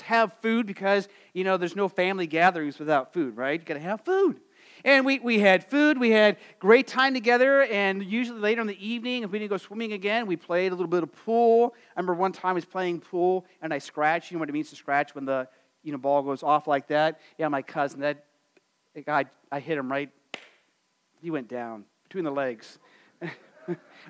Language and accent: English; Phoenix, Arizona, United States; moved away; living in Arizona, growing up in Phoenix